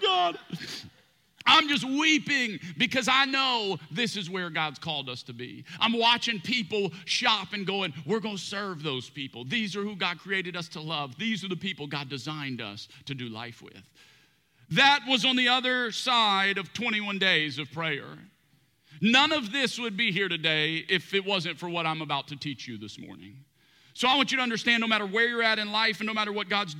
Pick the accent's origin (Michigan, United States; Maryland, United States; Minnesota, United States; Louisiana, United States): Louisiana, United States; South; moved away as an adult; now in Houston, United States; I'm one of six children, all from South Louisiana, big Cajun family